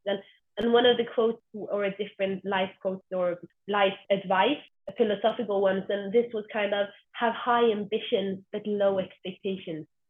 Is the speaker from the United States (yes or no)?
no; Stavanger, Rogaland, Norway; I'm from Stavanger, the oil capital of Norway.